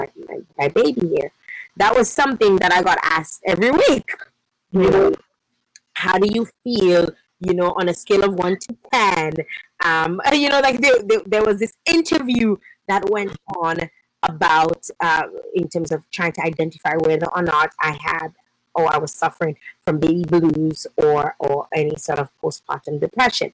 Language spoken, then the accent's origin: English; Dominica; moved away; I'm from Dominica